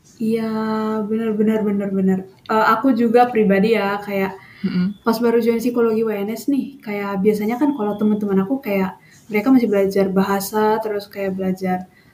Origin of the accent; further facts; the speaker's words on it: North Sumatra, Indonesia; moved away as an adult; now in Solo, Indonesia; aku tuh asalnya dari Sumatera Utara